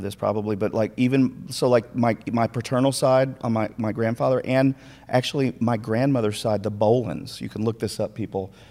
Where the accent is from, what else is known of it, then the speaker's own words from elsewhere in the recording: Minnesota, United States; moved away; also born or lived in McKinney, Texas; I grew up in Minnesota, but I'm actually from McKinney first